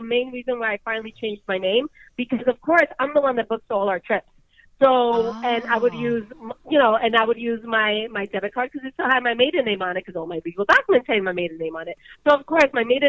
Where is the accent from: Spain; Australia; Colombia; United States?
Colombia; moved away; I'm from Colombia